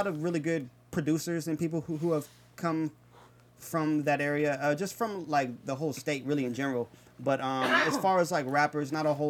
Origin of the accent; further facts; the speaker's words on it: Kansas City, Missouri, United States; now in Atlanta, United States; I'm from Missouri, Kansas City